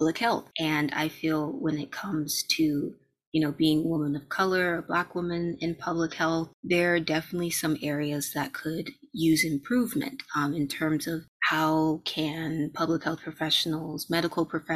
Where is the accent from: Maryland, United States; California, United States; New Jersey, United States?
Maryland, United States; now in Washington, D.C., United States; I'm located in DC, but I'm originally from Maryland